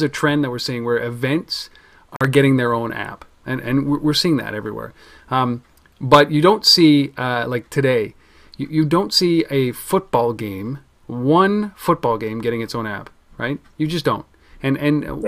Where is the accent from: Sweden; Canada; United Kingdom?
Canada; I'm Canadian